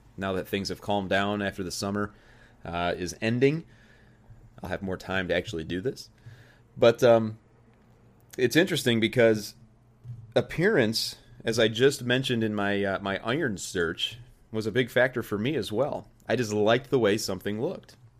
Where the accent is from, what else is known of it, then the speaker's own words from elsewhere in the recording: Joliet, Illinois, United States; started working at a, uh, at a country club in my hometown, in the bag room, good old Joliet Country Club